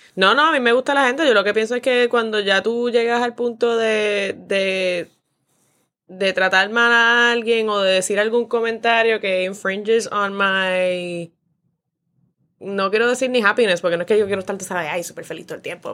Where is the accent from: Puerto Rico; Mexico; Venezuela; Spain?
Puerto Rico; Mayagüez; yo soy de Mayagüez